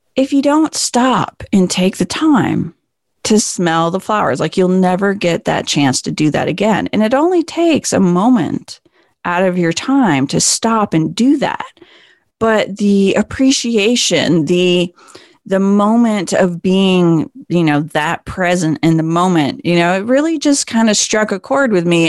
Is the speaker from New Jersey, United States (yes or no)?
no; Vermont, United States; I grew up in Vermont